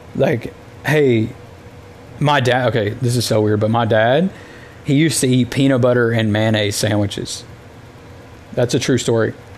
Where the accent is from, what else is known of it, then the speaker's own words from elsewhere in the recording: the South, United States; Growing up in the South